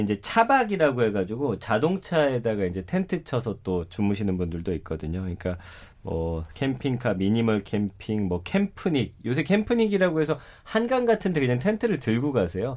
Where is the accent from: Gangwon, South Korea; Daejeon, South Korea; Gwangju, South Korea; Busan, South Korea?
Daejeon, South Korea; 고향이 대전인데